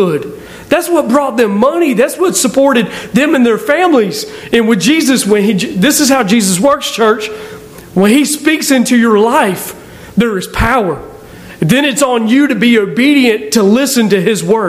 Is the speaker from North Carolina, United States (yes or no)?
yes; Aberdeen, North Carolina, United States; I'm just someone from Aberdeen, North Carolina.